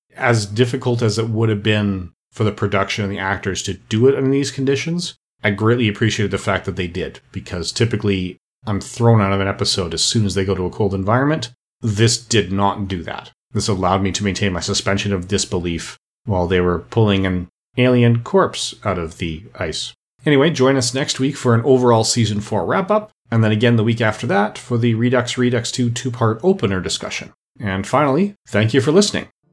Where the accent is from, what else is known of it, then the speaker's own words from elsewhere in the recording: Canada; as a Canadian myself